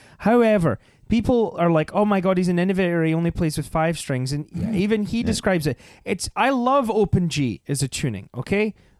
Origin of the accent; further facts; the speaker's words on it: Scotland, United Kingdom; Like I'm Scottish, I could do Sean Connery